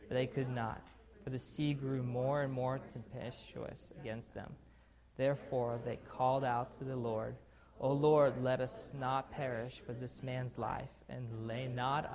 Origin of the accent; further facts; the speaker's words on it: Pensacola, Florida, United States; also born or lived in Russia / Salem, Oregon; So I was born in Russia, raised in Russia, and then we moved from Russia to Salem for a couple years, Oregon, and then we end up in Pensacola